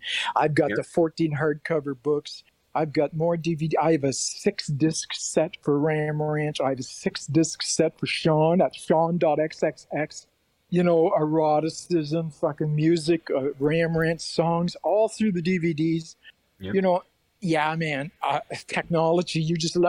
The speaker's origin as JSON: {"language": "English", "region": "Prince Edward Island", "country": "Canada", "said": "I'm just from the East Coast of Canada, Prince Edward Island"}